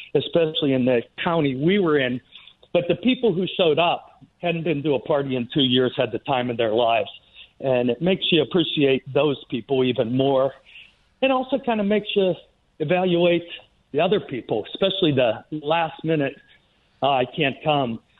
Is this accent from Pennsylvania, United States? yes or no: yes; Pittsburgh, Pennsylvania, United States; also born or lived in Maryland; we're from Pittsburgh, but we have a place in Maryland